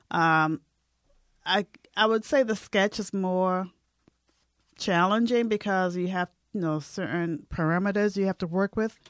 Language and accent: English; Boston, Massachusetts, United States; moved away; I'm from Boston, so I have family back there